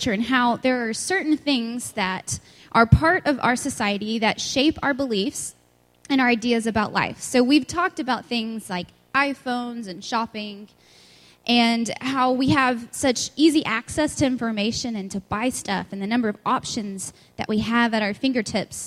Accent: West Texas, United States; I'm from West Texas, so I say antenna

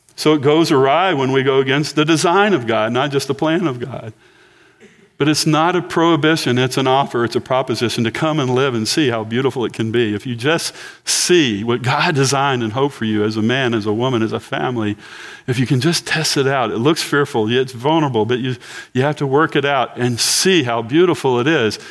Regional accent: Galveston County, Texas, United States; I'm from Galveston County

